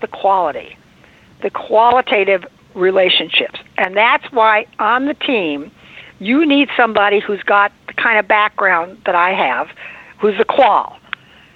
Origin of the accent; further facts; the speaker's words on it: Indiana, United States; now in Beverly Hills, United States; I am originally from Indiana